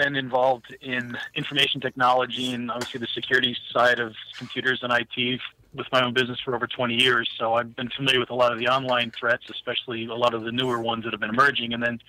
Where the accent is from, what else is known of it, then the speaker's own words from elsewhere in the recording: New Jersey, United States; now in Pennsylvania, United States; That's because I'm from New Jersey.